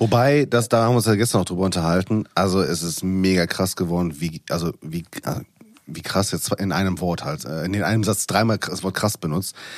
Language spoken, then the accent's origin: German; Ruhr area, North Rhine-Westphalia, Germany; ich komme aus dem Pott